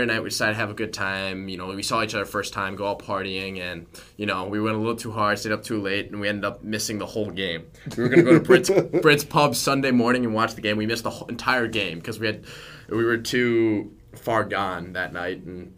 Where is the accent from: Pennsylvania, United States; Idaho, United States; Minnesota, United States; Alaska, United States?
Minnesota, United States; Edina; moved away; I'm from Edina.